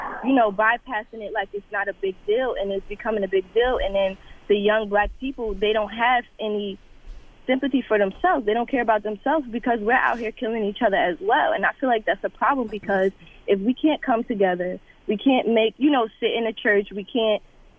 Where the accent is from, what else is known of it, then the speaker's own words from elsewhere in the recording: East Orange, New Jersey, United States; me being a young black woman growing up in East Orange, New Jersey.